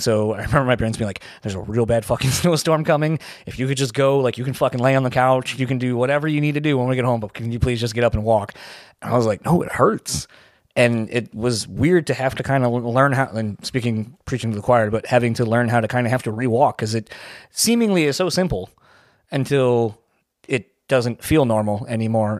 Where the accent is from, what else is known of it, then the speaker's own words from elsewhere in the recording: Delaware, United States; I'm from Delaware